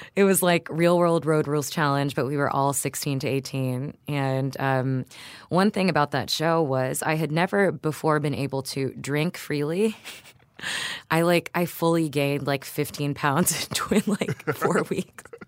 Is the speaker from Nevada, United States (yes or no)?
no; Houston, Texas, United States; my parents are Filipino, but I grew up in Houston and the suburbs